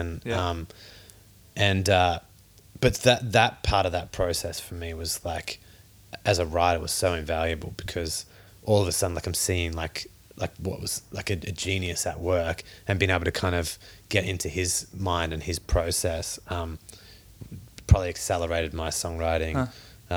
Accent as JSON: {"language": "English", "country": "Australia", "tie": "born or raised there", "said": "Growing up in Australia"}